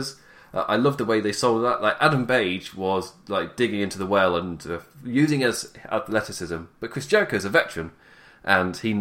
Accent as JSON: {"language": "English", "region": "England", "country": "United Kingdom", "said": "I'm English"}